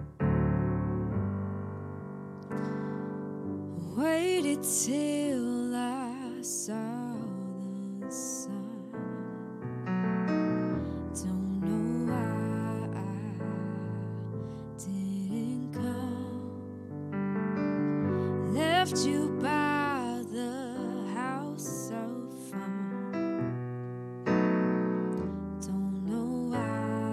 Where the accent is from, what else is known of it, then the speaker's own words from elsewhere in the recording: Houston, Texas, United States; I'm from Houston, Texas